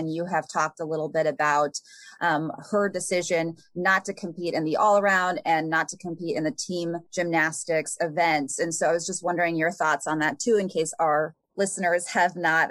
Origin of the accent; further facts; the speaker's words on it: Irvine, California, United States; we are both from Southern California and we both grew up in Irvine.